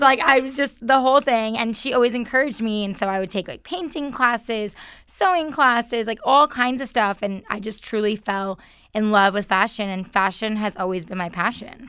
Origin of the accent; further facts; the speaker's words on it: New York, United States; moved away as an adult; I'm originally from New York